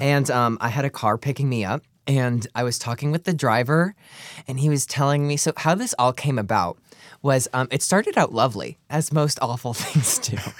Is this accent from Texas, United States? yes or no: no; Clarks Summit, Pennsylvania, United States; Clark Summit, Pennsylvania